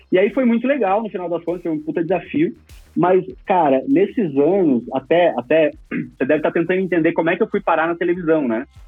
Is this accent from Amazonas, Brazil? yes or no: no; Campo Grande, Mato Grosso do Sul, Brazil; also born or lived in Cuiabá; now in São Paulo, Brazil; Eu sou de Campo Grande, Mato Grosso do Sul. Só que eu não, não fiquei muito tempo lá